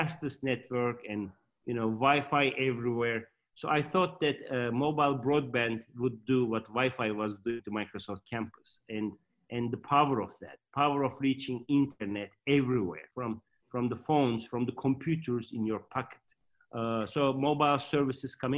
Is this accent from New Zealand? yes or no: no; Turkey; moved away as an adult; also born or lived in Michigan, United States / Boston, United States; I was born in Turkey, and then after high school, I ranked number two in Turkey among all of thousands of students, and I got a scholarship